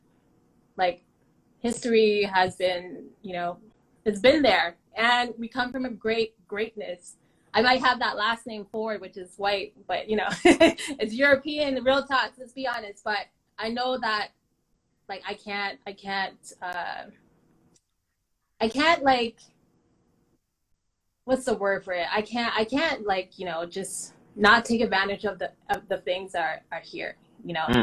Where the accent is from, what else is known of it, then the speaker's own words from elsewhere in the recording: Toronto, Ontario, Canada; Saying Jane and Finch really came with a stigma